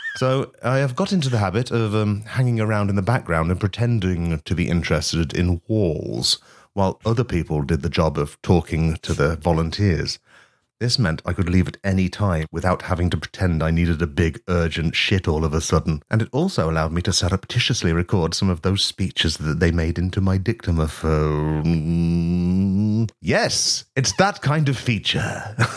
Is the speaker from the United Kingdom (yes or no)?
yes; East Midlands, United Kingdom; I am from the East Midlands